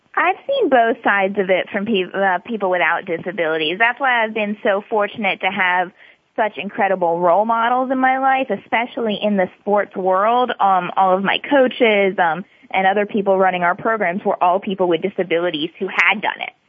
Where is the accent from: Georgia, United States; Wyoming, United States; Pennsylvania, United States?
Georgia, United States; Atlanta; I am originally from Atlanta